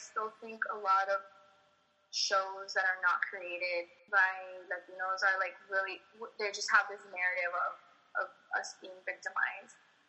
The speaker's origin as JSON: {"language": "English", "town": "Miami", "region": "Florida", "country": "United States", "tie": "born or raised there", "also_born_or_lived": "Texas", "said": "I grew up in Miami"}